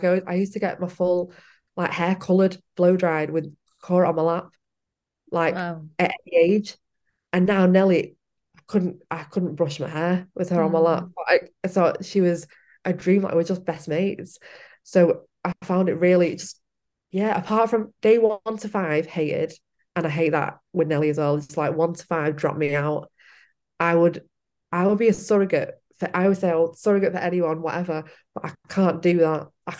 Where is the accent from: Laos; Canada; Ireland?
Ireland; we're all Irish